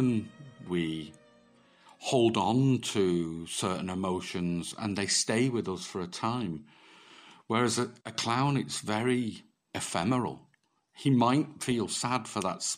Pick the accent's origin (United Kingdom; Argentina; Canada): United Kingdom; Manchester, North West England; moved away as an adult; also born or lived in France; now in Limerick, Ireland; originally I'm from Manchester, so I was brought up very close to Bellevue Circus in Manchester